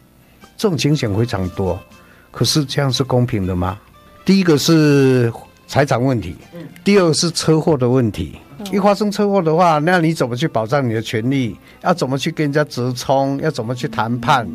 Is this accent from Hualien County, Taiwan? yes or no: no; Douliu, Yunlin County, Taiwan; 在很久好几代以前，就在云林的斗六这边落脚